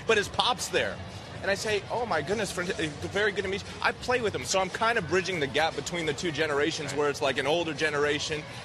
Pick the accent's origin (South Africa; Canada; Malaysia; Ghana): Canada; as a Canadian